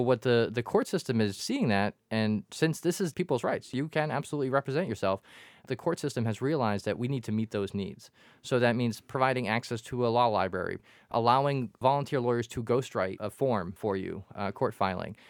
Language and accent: English; Quincy, Massachusetts, United States; I grew up in Quincy and the Quincy courthouse